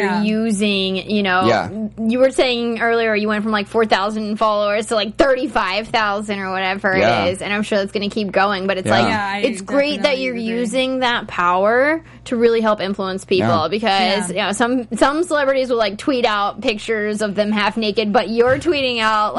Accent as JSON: {"language": "English", "region": "Pennsylvania", "country": "United States", "said": "Wow. Oh, cool. Yeah. Pennsylvania."}